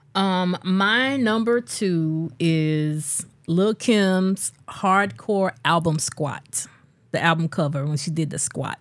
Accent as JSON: {"language": "English", "region": "a small South Carolina city", "country": "United States", "tie": "born or raised there", "said": "I grew up in Little Small, South Carolina City"}